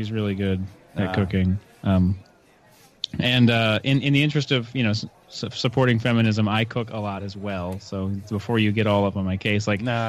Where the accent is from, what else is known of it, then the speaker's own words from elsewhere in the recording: Virginia, United States; moved away as an adult; now in San Diego, United States; I'm originally from Virginia. Okay. The Navy saw fit to station me 20 minutes from my parents' house.